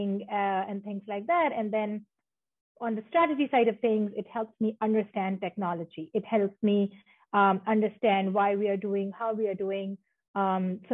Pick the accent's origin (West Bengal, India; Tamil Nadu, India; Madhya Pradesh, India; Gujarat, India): Madhya Pradesh, India; Jabalpur; moved away as an adult; also born or lived in San Francisco Bay Area, United States; now in Seattle, United States; I'm originally from India, born and raised in the central part of India. I come from a very small town called as Jabalpur.